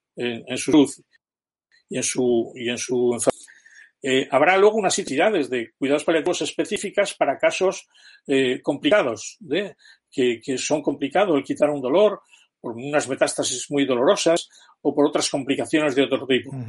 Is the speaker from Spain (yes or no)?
yes; Spain